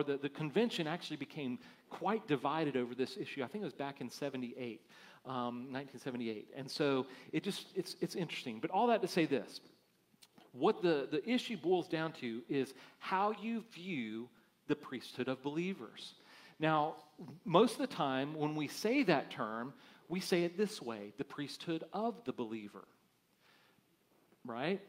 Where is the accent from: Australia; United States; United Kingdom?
United States; as American Christians